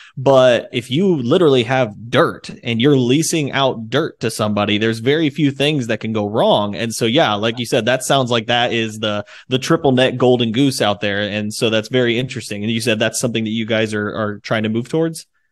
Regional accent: Indiana, United States; I'm from the Midwest, Indiana, and so it's nothing but farm ground out there. And so, um, but I'm in Fort Wayne, Indiana area.

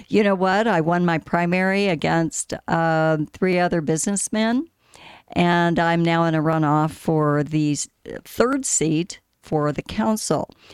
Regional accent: Scottsdale, Arizona, United States; native Arizonan. I grew up in Scottsdale

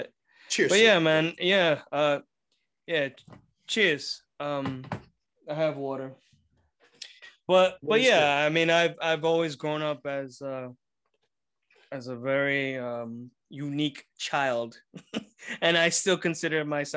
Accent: New York City, New York, United States; But, you know, I grew up in Bensonhurst. Always lived in Bath Avenue.

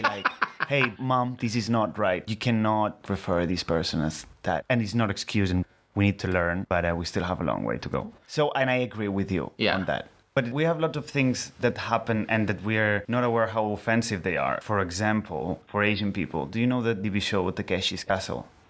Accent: Barcelona, Catalonia, Spain; accent: Spanish; first language Catalan; English is a second language; now in London, United Kingdom; I am from Barcelona, I speak like

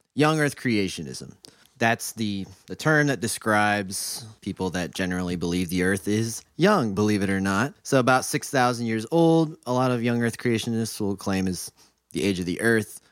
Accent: Mansfield, Ohio, United States; I grew up in Mansfield, Ohio

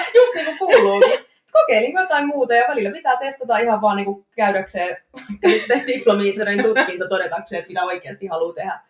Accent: Jyväskylä, Central Finland, Finland; accent: Jyväskylä dialect; moved away as an adult; now in Tampere, Finland; Tampereella asustelen nykyään, Jyväskylästä on kotoisin

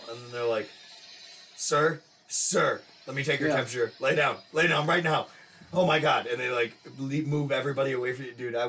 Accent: United States

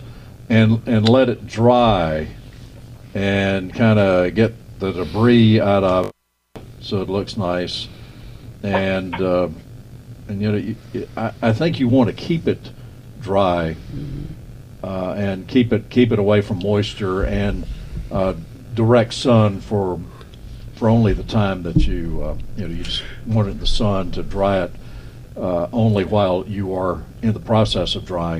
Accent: Nashville, North Carolina, United States; I grew up in Little Nashville

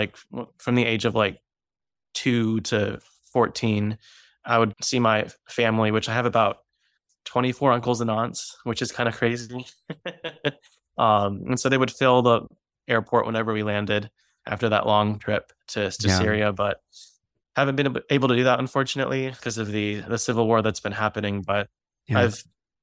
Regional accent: Arlington, Virginia, United States; I was born and raised in Arlington, Virginia

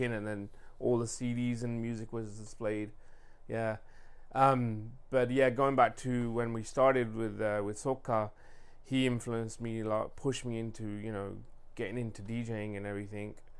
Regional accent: England, United Kingdom; now in Sacramento, United States; growing up in England, I had all the music

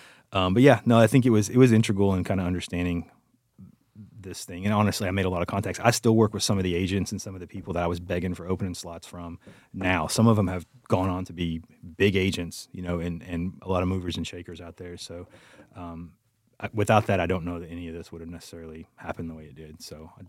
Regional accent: Dayton, Texas, United States; I'm from the Houston area, a town called Dayton, which is like between Houston and Beaumont.

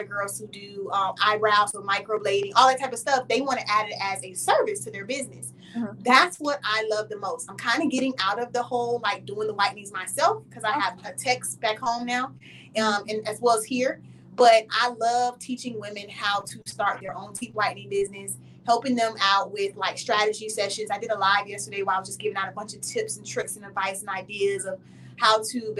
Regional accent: Fort Lauderdale, Florida, United States; moved away as an adult; now in Dallas, United States; Born and raised in Fort Lauderdale, Florida, which is like South Florida, Miami area. I moved to Dallas in 2019

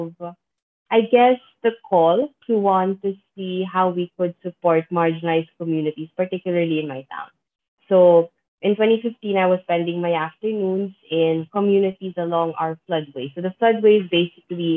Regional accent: Philippines; I'm from the Philippines. I've lived and worked in the Philippines all of my life

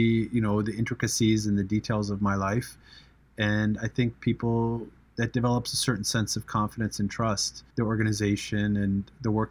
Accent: United States; being an American

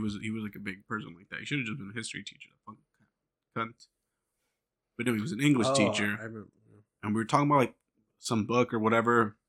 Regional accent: United States; I'm an American

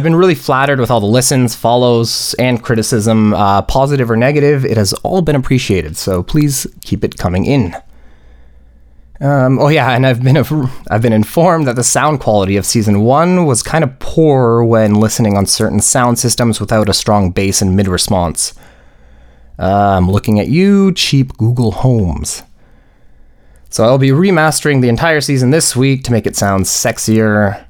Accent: Poland; now in Canada; Also, I grew up in Poland and suburban Canada, which are both, what's the term? White AF.

